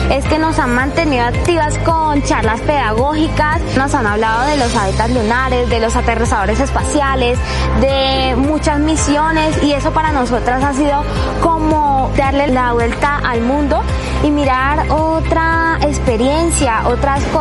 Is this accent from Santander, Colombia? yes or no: yes; Puerto Wilches, Santander, Colombia; Soy de Puerto Wilches, Santander